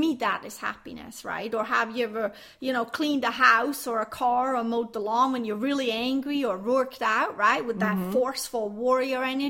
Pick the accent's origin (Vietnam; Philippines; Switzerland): Switzerland; I grew up in Switzerland